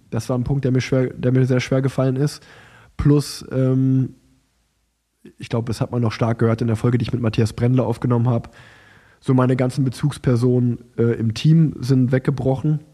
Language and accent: German; Unna, North Rhine-Westphalia, Germany; ich bin ja in Unna geboren und groß geworden, habe das Radfahren dort angefangen